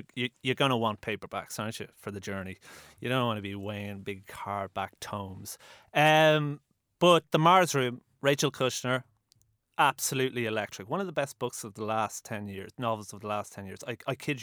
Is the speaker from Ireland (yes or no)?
yes; Dublin, Leinster, Ireland; as a 20-year-old growing up in Dublin